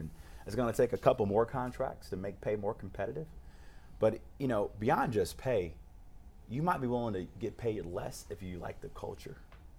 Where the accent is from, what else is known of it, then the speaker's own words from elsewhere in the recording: Cleveland, Ohio, United States; I was growing up on Dove in the Southeast Side